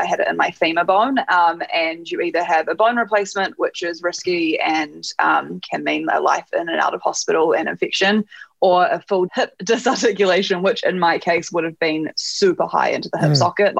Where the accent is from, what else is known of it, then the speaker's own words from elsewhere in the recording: New Zealand; I am from New Zealand